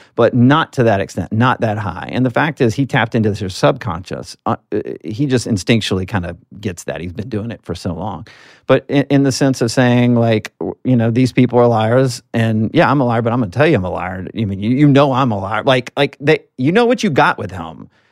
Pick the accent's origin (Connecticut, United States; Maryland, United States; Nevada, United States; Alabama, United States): Alabama, United States; as a Southerner, I'm from Alabama